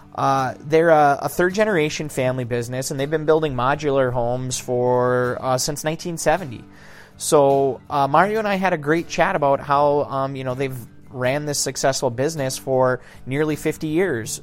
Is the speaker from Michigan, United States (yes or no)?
yes; Kingsford, Michigan, United States; also born or lived in Ishpeming, Michigan; moving back to my hometown. My girlfriend and I moved back to Kingsford